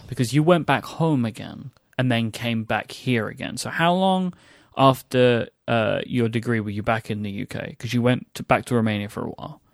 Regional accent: England, United Kingdom; accent: English; an English accent like mine

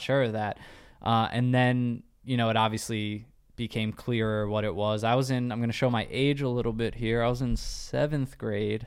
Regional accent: New York, United States; we're both from New York

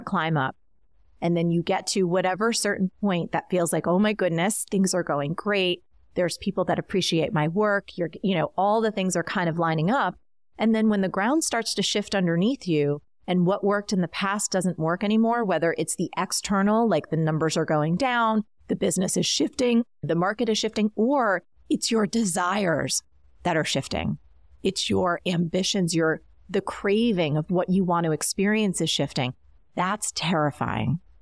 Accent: New Jersey, United States; growing up in New Jersey, um, I was in the suburbs

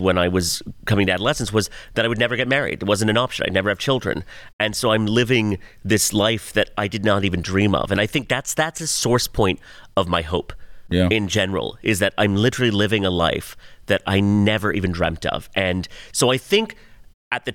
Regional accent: Pakistan; moved away; I was born in Pakistan, too

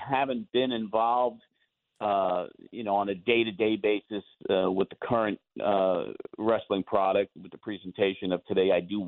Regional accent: Long Island, New York, United States; now in Tennessee, United States; We're both from Long Island

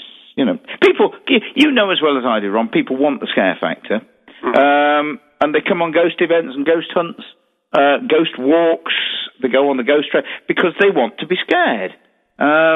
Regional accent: Derby, East Midlands, United Kingdom; In my hometown, of course, in Derby, where I obviously run Derby Jail

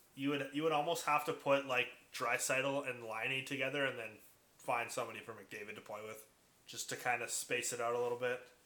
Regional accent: Port Coquitlam, British Columbia, Canada; I grew up in Poco.

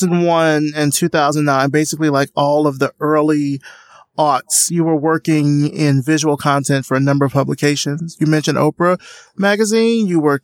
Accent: Deep South, United States; I grew up in the Deep South

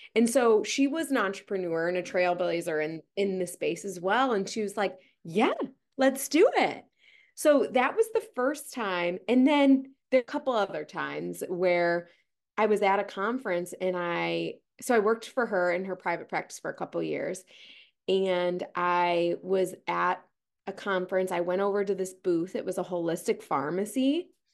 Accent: Ohio, United States; moved away; I'm originally from Ohio

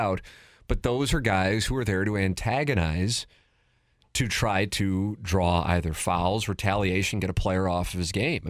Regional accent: St. Louis, Missouri, United States; I call it stuffing. I'm from South City.

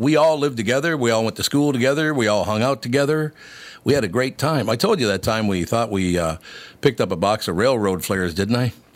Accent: Minneapolis, Minnesota, United States; also born or lived in Long Prairie, Minnesota; I grew up there

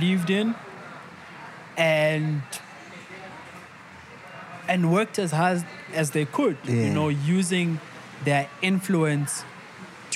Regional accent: Tembisa, Gauteng, South Africa; I'm from Tembisa

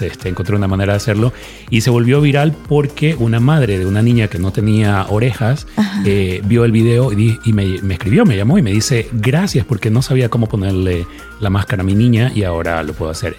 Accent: Ecuador; now in Dallas, United States; mi país, Ecuador

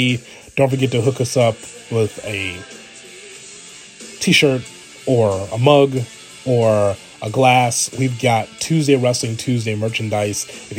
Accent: Chicago, Illinois, United States; being a Chicagoan

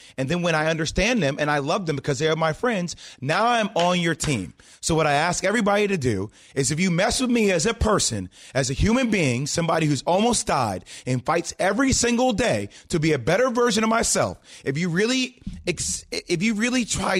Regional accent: New Jersey, United States; Just to provide everybody context, I grew up in New Jersey.

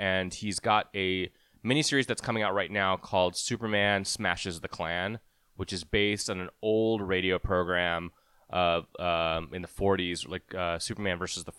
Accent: India; I can say it. I'm Indian.

